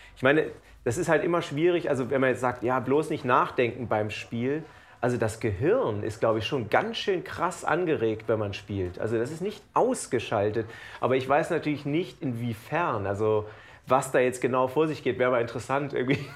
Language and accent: German; Lower Saxony, Germany; born or raised there; also born or lived in New York; now in Cologne, Germany